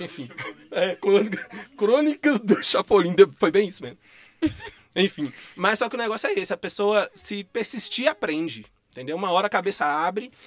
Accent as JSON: {"language": "Portuguese", "town": "Rio Casca", "region": "Minas Gerais", "country": "Brazil", "also_born_or_lived": "Belo Horizonte", "moved": "yes", "said": "eu vim da roça, igual eu falei, eu vim de Rio Casca, interior. E aí eu vim de lá pra cá, aí eu morei numa periferia da região norte de Belo Horizonte, é, no bairro Jardim Leblon, na Vila Polônia por muito tempo"}